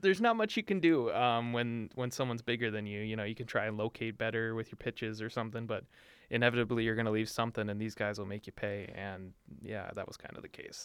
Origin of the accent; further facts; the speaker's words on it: Duluth, Minnesota, United States; I am from Duluth and I am guilty of being a Duluth homer